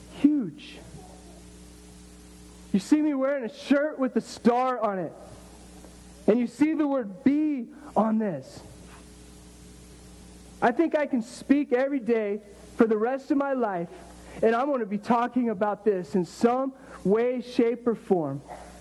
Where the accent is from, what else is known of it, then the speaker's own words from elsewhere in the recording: Miami, Florida, United States; And then I'm from Miami. God, it was cool to be in Miami. It was awesome.